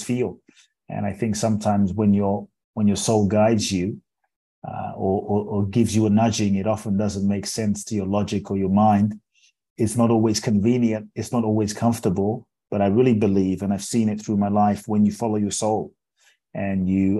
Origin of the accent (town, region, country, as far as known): London, United Kingdom; born or raised there; moved away; also born or lived in Ghana